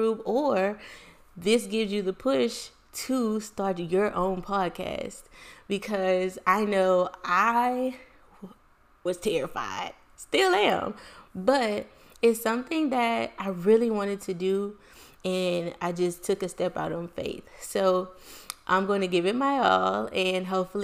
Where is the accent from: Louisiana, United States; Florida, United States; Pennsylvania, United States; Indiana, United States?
Louisiana, United States; Lake Charles; I was born and raised in Lake Charles, Louisiana